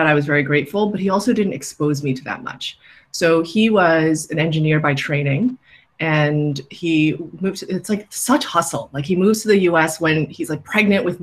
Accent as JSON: {"language": "English", "town": "New York City", "region": "New York", "country": "United States", "tie": "born or raised there", "said": "I grew up in New York City, literally in Queens, in Flushing"}